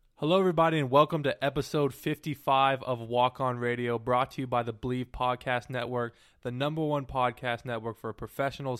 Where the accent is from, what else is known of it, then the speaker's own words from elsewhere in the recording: Davis / Sacramento, California, United States; Davis and Sac State are basically both my hometown